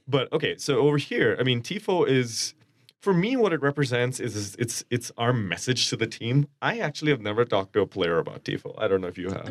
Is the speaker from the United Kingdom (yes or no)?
no; India; now in Twin Cities, United States; I'm Indian from India